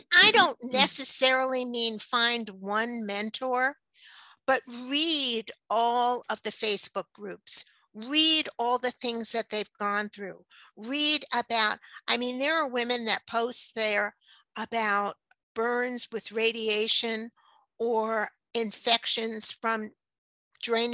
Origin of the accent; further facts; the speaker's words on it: New York City, New York, United States; moved away; I grew up in New York City